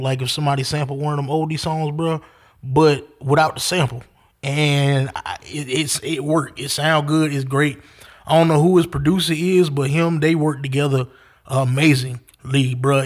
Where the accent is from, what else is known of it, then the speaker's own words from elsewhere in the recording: the South, United States; I'm country. I'm from the South